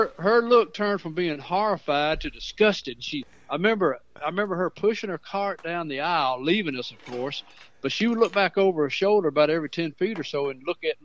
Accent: Mount Pleasant, Tennessee, United States; where I grew up on Fairview Drive

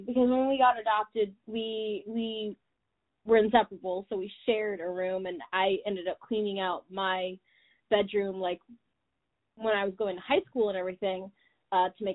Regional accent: Michigan, United States; I'm from Michigan, which is not that interesting.

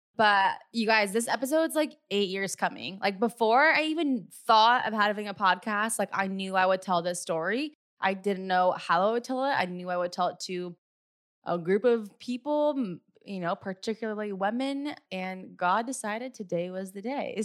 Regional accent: California, United States; also born or lived in Hawaii; I was moving back from Hawaii back home to California

